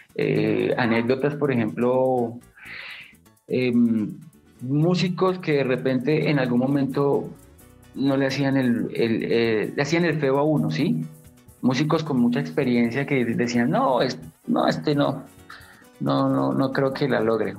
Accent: Bogotá, Colombia; yo soy Rolo, yo soy bogotano

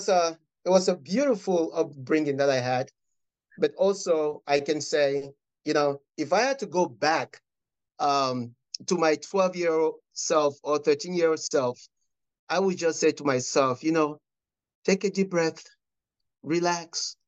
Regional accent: Cameroon; Oh, I grew up in Cameroon.

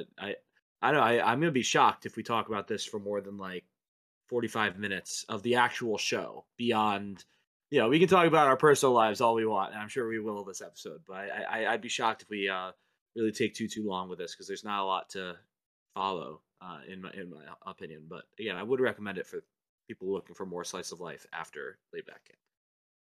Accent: United States; we're from the United States rather than from Japan

